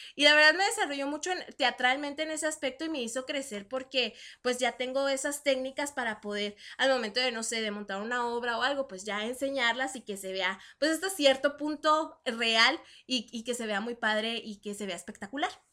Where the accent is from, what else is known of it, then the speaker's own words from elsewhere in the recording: Chihuahua, Mexico; moved away as an adult; yo soy de Chihuahua, este, ciudad, ciudad capital